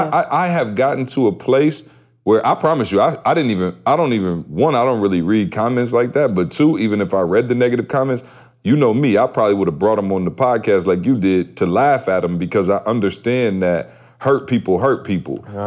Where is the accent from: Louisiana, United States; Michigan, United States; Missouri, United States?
Michigan, United States; Lansing; I'm from Lansing, so I know everybody in Lansing.